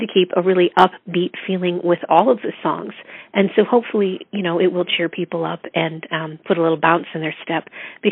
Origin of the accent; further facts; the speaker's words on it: Erie, Pennsylvania, United States; moved away as an adult; also born or lived in Chicago; I was born in Erie, Pennsylvania, in the U.S., on the Great Lakes